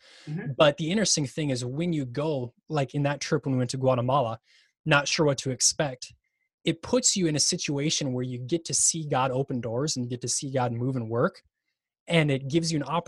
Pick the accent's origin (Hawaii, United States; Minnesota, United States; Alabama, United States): Minnesota, United States; growing up in Minnesota, you don't play much